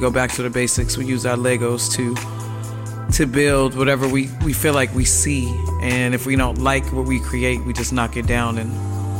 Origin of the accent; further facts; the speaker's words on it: Boston, Massachusetts, United States; Beantown, Boston, Massachusetts. With the Celtics, the Bruins play. But, you know, my part of Boston, I'm from Massachusetts, where there's a lot of history there